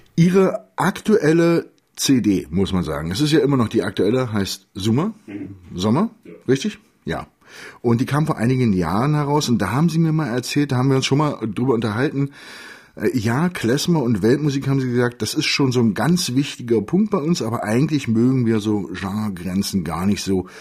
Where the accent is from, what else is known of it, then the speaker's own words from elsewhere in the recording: Magdeburg, Saxony-Anhalt, Germany; ich bin Magdeburger